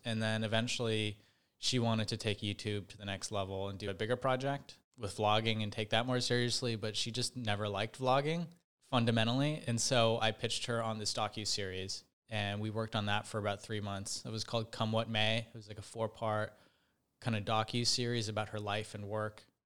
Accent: Bay Area, just north of San Francisco, California, United States; I grew up in the Bay Area, just north of San Francisco

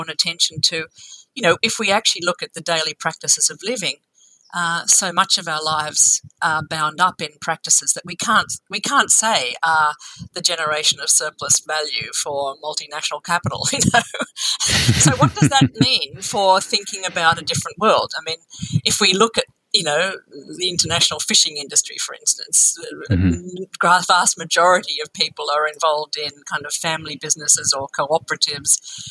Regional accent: Australia; as an Australian

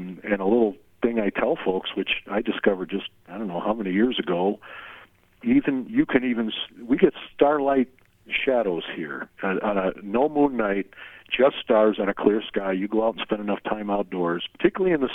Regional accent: Syracuse, New York, United States; moved away as an adult; now in Yellowstone National Park, United States; But I'm from Syracuse, New York

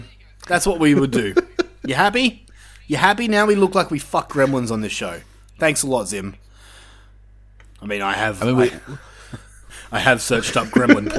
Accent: Australia; I mean, we're Australian.

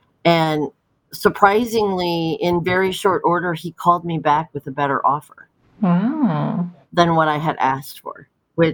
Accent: Tremont, Illinois, United States; moved away as an adult; also born or lived in Denver, Colorado; I grew up in Tremont and my family was all here.

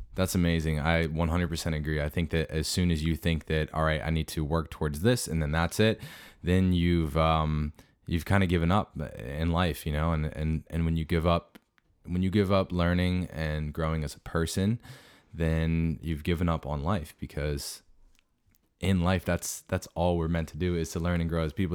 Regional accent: South Central Pennsylvania, United States; my hometown area of South Central P

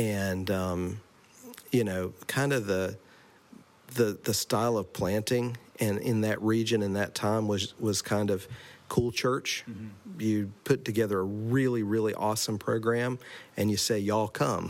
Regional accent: Asheville, North Carolina, United States; moved away as an adult; now in Maine, United States; I'm originally from North Carolina, specifically from Asheville, North Carolina

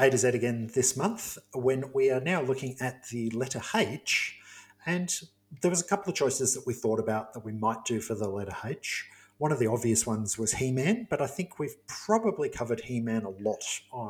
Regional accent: England, United Kingdom; being English

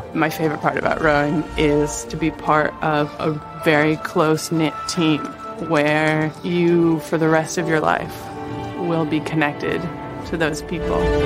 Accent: Ithaca, New York, United States; I'm from Ithaca, New York, small town

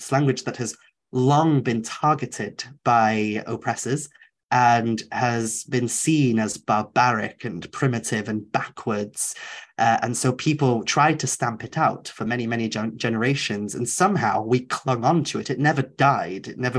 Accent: Wales, United Kingdom; English is a second language; when I was an edgy teen growing up in Wales, because I was fortunate enough to have grown up speaking the language, I remember I hung out in a very kind of nationalist Welsh crowd for a while.

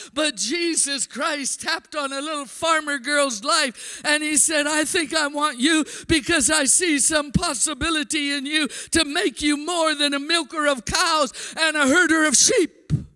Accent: Blunt, South Dakota, United States; I went to a little Pentecostal church in my hometown of Blunt.

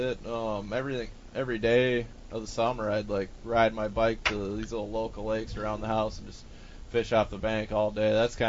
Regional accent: Bloomington, Minnesota, United States; I grew up in Bloomington, Minnesota.

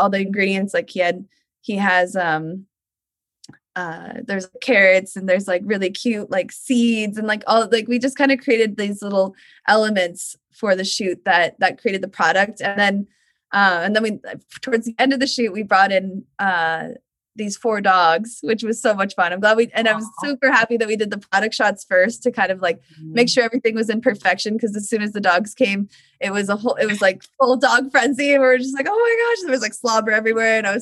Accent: Portland, Oregon, United States; now in Northern California, United States; I grew up in Portland, Oregon

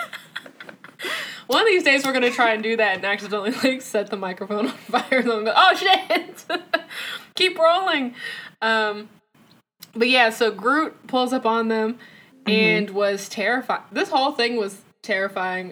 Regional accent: the South, United States; As a Southern folk myself

